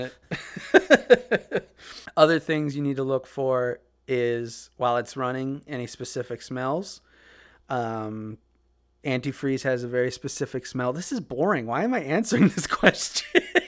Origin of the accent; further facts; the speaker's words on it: Midwest, United States; we're from the Midwest